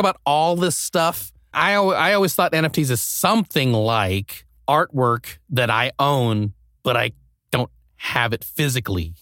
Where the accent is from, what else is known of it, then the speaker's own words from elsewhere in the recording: Nebraska, United States; now in Los Angeles, United States; I grew up in Nebraska, which is pretty close to Denver.